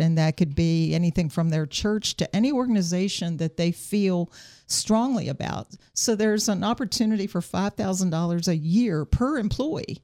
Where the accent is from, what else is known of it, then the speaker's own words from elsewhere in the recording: South Berkeley County, West Virginia, United States; growing up in South Berkeley County